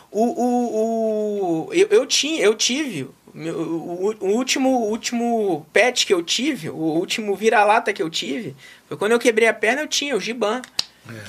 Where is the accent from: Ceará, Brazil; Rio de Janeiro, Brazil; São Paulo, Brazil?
Rio de Janeiro, Brazil; nasci e criado em Realengo